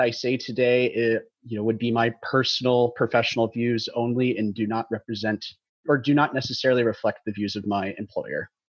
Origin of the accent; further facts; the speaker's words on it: Dallas, Texas, United States; I grew up in North Texas in the Dallas area